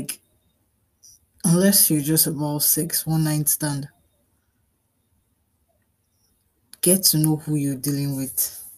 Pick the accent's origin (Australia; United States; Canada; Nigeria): Nigeria; I'm a Nigerian